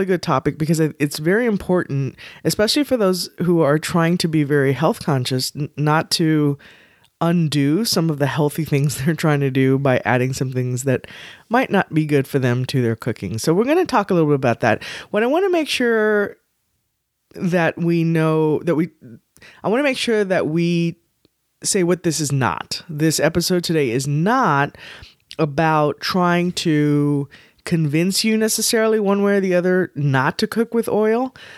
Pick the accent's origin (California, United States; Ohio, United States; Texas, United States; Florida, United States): Texas, United States; We're from Texas, we know.